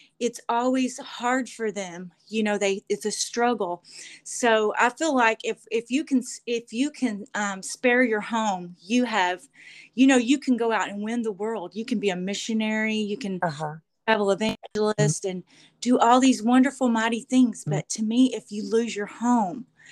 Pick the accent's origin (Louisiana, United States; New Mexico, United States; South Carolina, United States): Louisiana, United States; Sterlington; I'm from Sterlington, Louisiana, and my husband pastors Sterlington Holiness Tabernacle. We've been there going on 26 years